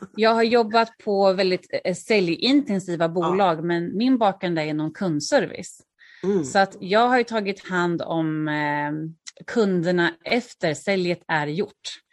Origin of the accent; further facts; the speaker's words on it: Örebro, Örebro County, Sweden; moved away as an adult; also born or lived in Stockholm; now in Örebro, Sweden; flytta till Örebro som är min hemstad